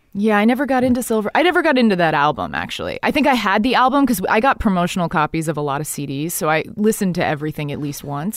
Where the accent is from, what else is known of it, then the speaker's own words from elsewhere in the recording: Dallas, Texas, United States; moved away; I grew up in Dallas, Texas